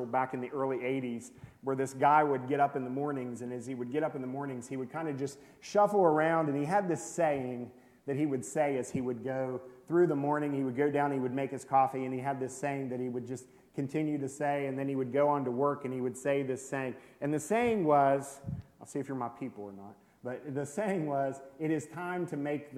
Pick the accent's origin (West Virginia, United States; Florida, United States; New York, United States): West Virginia, United States; Worthington; moved away as an adult; now in Mexico; We're both originally from West Virginia. I'm from up the road at Worthington.